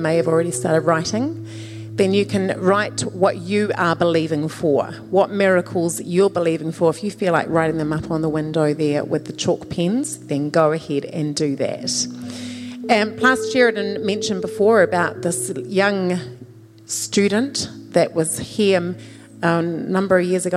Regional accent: New Zealand; moved away; I was born in New Zealand

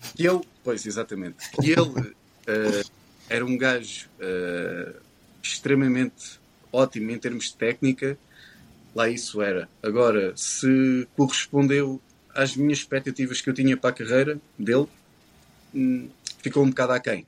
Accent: Portugal

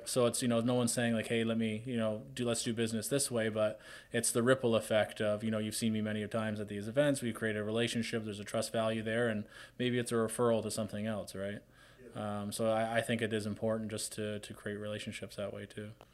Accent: Hamilton, Ontario, Canada; I'm from Hamilton

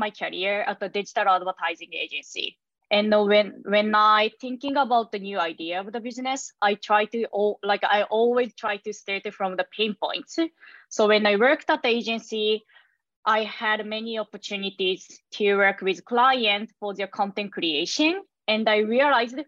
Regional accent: Japan; moved away as an adult; now in New York, United States; I was born and raised in Japan and moved to New York in 2021

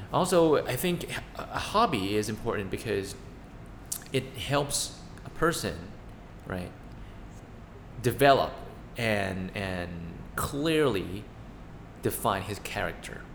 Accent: Thailand; we're two siblings from Thailand

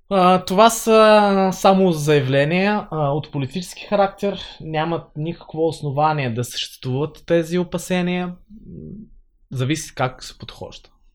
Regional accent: Holytsia, Odesa Oblast, Ukraine; first language Bulgarian; moved away as an adult; now in Blagoevgrad, Bulgaria; Аз съм от а, украинската част на Бисарабия, от а, Украина, от село Голица, което е там основано през а, 1828 година.

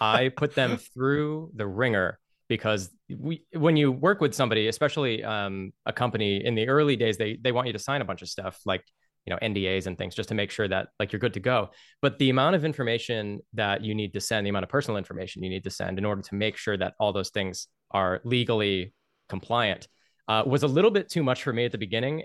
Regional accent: United States; as an American working a lot with, like, American companies

